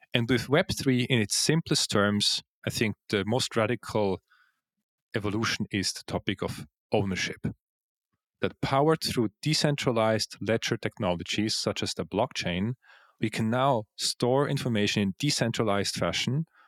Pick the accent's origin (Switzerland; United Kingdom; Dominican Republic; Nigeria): Switzerland; moved away as an adult; also born or lived in Zug, Switzerland; now in Vienna, Austria; So I was born in Switzerland. Uh, I was actually born in the crypto valley of Zug, yeah.